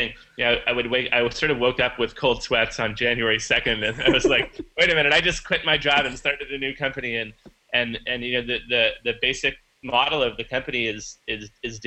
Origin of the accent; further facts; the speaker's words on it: Vancouver, British Columbia, Canada; moved away; the Vancouver Art Gallery in my hometown